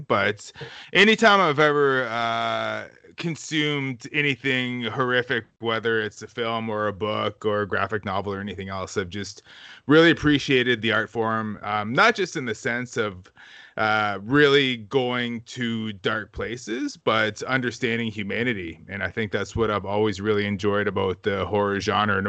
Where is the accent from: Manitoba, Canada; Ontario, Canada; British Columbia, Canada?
Ontario, Canada; Wasauksing First Nation; growing up on the res